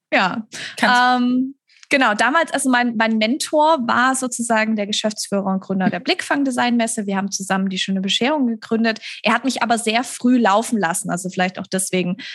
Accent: Stuttgart, Baden-Württemberg, Germany; in Stuttgart, das ist meine Heimatstadt, in der ich auch immer noch wohne

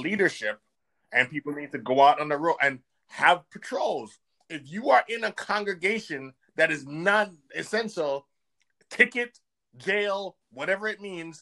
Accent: Jamaica; now in United States; my home country in Jamaica

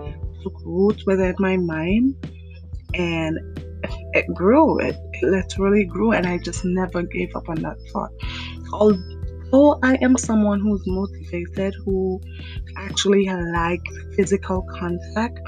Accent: St. John's, Saint John, Antigua & Barbuda; I was born in Antigua, St. John's

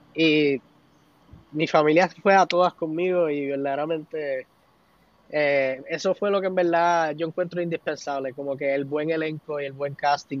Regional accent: Puerto Rico; nosotros hasta como mismo puertorriqueños

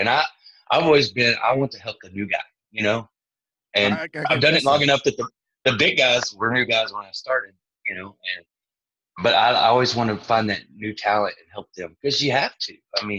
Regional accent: Stephenville, Texas, United States; I ended up coming back to Stephenville.

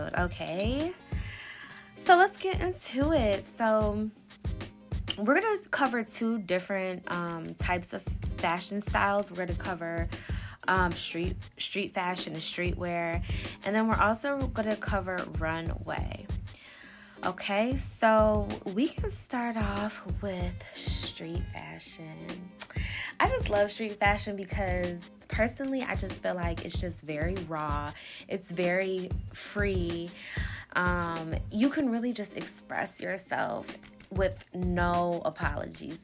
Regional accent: Detroit, Michigan, United States; also born or lived in Japan; Me being born and raised in Detroit, Michigan, but also growing up in Japan as well

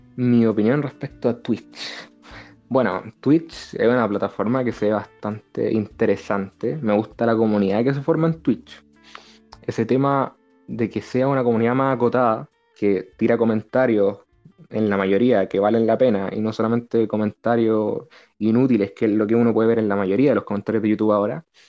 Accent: Chile; los chilenos hablamos rápido. Los chilenos rapeamos absolutamente

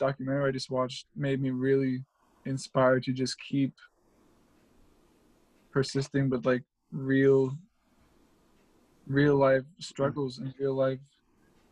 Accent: Raleigh, North Carolina, United States; I'm from Raleigh, North Carolina. I'm North Raleigh. Although I got friends all around town, but that's just where, you know, that's where I grew up.

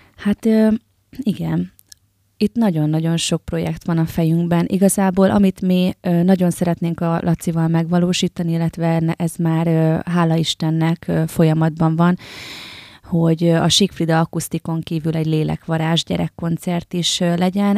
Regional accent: Győr, Győr-Moson-Sopron, Hungary; Győr Szent Ivánon, Győrhöz tartozik, de számomra még mindig egy kis falu. Nőttem fel, ide is költöztem vissza

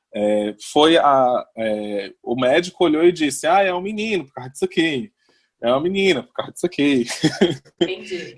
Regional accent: Fortaleza, Ceará, Brazil; eu sou de Fortaleza

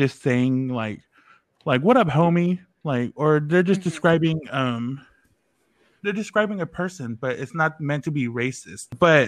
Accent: Oakland, California, United States; moved away; I grew up in Oakland, California, which is a little more hood than you guys.

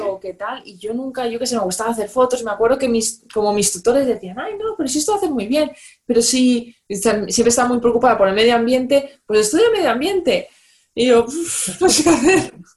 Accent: Valencia, Valencian Community, Spain; moved away; yo soy de Valencia

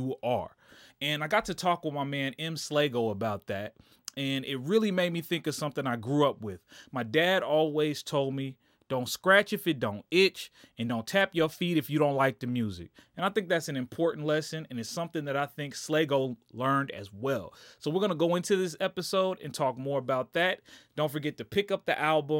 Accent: Kansas City, United States; also born or lived in Memphis, Tennessee; I'm from the Kansas City area

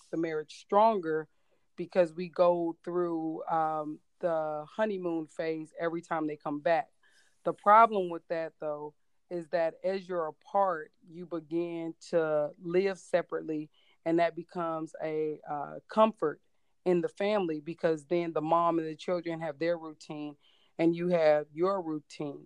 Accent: Cleveland, Ohio, United States; also born or lived in Hawaii / Georgia; now in Virginia, United States; I have lived in Virginia for about 4 years, originally from Cleveland, Ohio

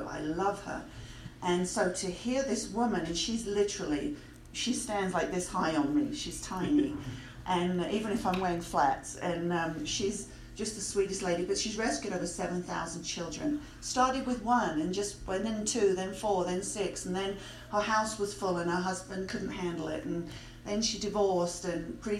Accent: England, United Kingdom; moved away; I grew up in England

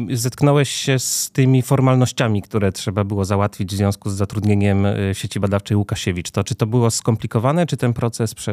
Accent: Cieszyn, Silesian Voivodeship, Poland; moved away as an adult; now in Warsaw, Poland; nie jestem z Warszawy, jestem z Cieszyna.

